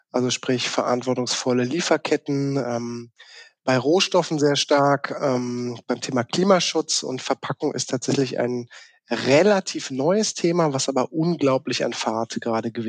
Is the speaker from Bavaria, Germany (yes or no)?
no; Baden-Württemberg, Germany; born there; accent: South Baden dialect; ich bin gebürtiger, gebürtiger Südbadener, was man meinem Dialekt irgendwie nicht mehr so anhört, außer ich bin mit äh, zu Hause im Gespräch, dann wird das schon mal ein bisschen mehr Isch und Hesch und so.